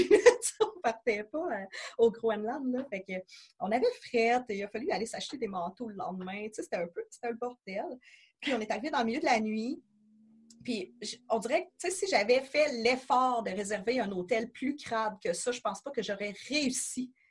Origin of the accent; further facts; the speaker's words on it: Quebec, Canada; chez nous à Québec